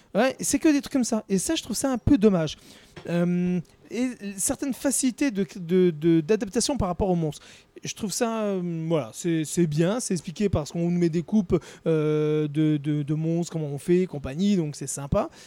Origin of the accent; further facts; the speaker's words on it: France; chez nous, en France